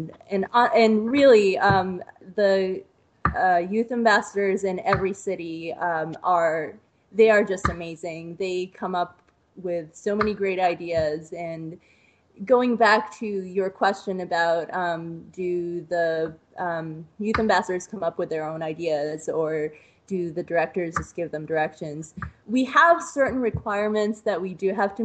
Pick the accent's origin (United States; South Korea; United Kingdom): United States; East Coast; moved away as an adult; now in Ohio, United States; I'm originally from the East Coast